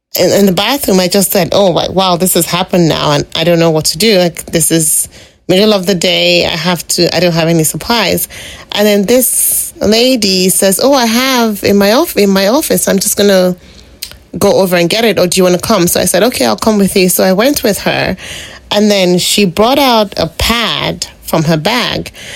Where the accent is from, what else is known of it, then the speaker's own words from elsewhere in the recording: Lagos, Nigeria; moved away as an adult; now in British Columbia, Canada; growing up in Lagos